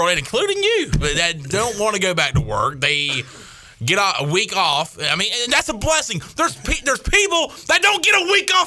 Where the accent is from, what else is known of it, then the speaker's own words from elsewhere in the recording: Salemburg, North Carolina, United States; I'm not from Whiteville. I'm from Salemburg, North Carolina. Home of the Leopards, the Lakewood Leopards. I went to Lakewood High School in Salemburg, North Carolina